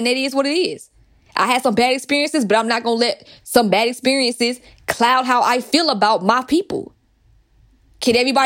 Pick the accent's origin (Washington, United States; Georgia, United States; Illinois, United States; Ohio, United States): Georgia, United States; Atlanta; growing up in Atlanta